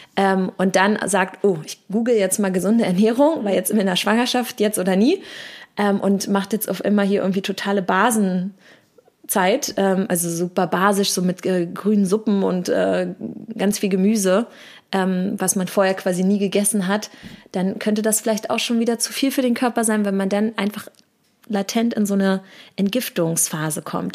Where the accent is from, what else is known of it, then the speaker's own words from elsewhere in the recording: Berlin, Germany; bin tatsächlich gebürtige Berlinerin